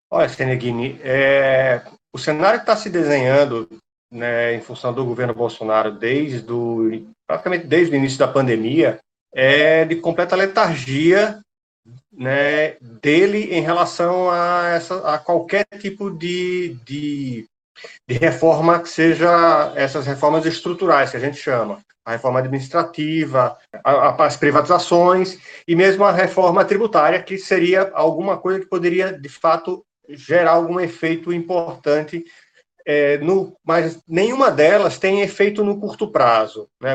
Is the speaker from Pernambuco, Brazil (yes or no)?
yes; Recife, Pernambuco, Brazil; eu sou é, pernambucano, sou aqui de Recife